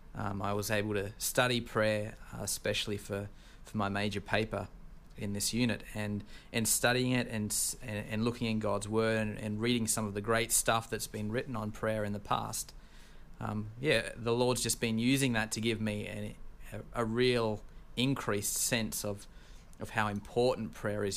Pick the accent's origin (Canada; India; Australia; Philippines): Australia; accent: Australian; now in United States; I'm from Australia